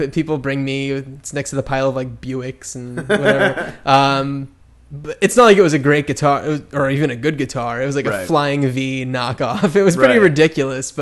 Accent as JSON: {"language": "English", "region": "New Jersey", "country": "United States", "tie": "born or raised there", "said": "I grew up in New Jersey, just outside of New York"}